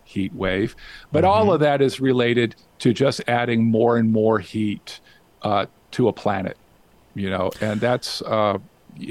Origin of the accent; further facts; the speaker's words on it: Las Vegas, Nevada, United States; now in Whidbey Island, United States; I grew up in Las Vegas. I was born in Las Vegas